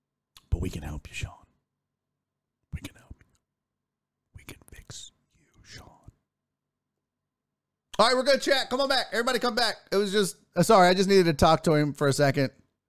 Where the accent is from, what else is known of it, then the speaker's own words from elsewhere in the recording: Canada; Because I'm Canadian, and it's kind of in our, yeah, it's in the bylaws of being a Canadian that we have to be nice.